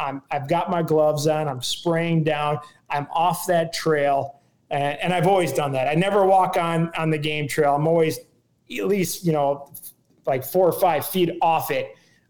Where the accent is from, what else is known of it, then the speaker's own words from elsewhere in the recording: Minnesota, United States; And it was the coldest I've been in a long time. And I'm from Minnesota.